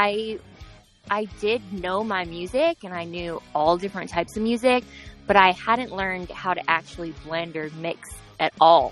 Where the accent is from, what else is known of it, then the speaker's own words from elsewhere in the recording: Ohio, United States; moved away as an adult; now in Florida, United States; once I moved away from Ohio, where I'm originally from